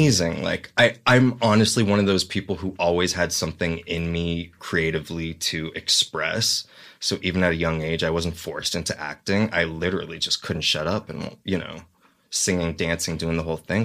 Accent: the Valley, California, United States; also born or lived in Los Angeles; now in North Hollywood, United States; I grew up in the Valley

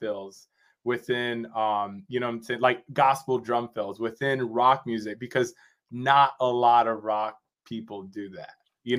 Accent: Rochester, New York, United States; my hometown, which is Rochester, New York.

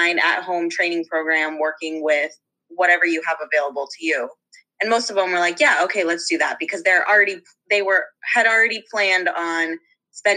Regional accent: Eugene, Oregon, United States; I am from, and I grew up in Eugene, Oregon

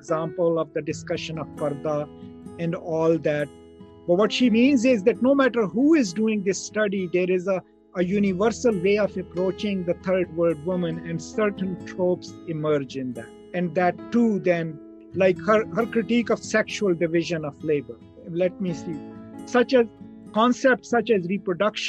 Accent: Pakistan; where I come from Pakistan

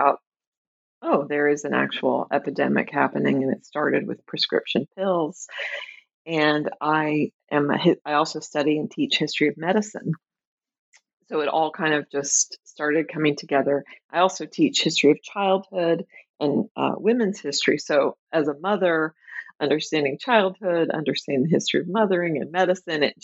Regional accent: Tulsa, Oklahoma, United States; moved away as an adult; also born or lived in Chicago, United States; now in Minneapolis, United States; I grew up in Tulsa, Oklahoma. I live right now in the Twin Cities, in Minneapolis in particular

